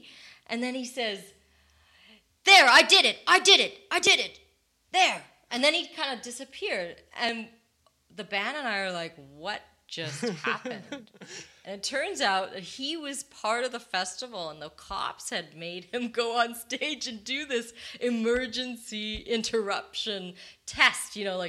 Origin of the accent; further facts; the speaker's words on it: United States; born there; I can say that because I'm actually American born, so I can criticize my own people.